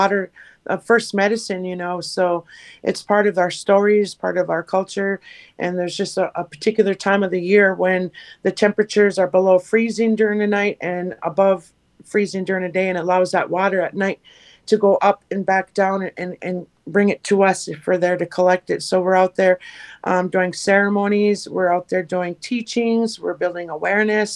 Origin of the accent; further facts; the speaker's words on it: Leech Lake, Minnesota, United States; from Leech Lake, and I'm the Northern Organizer for Minnesota 350